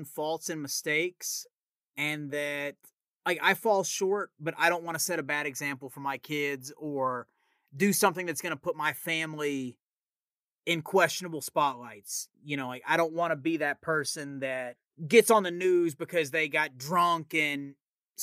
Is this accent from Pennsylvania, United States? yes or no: no; Tennessee, United States; accent: Southern; people ask me if I'm from Texas. It's never Tennessee